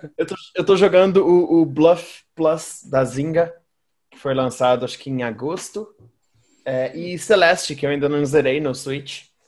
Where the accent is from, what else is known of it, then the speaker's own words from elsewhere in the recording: Minas Gerais, Brazil; Eu sou mineiro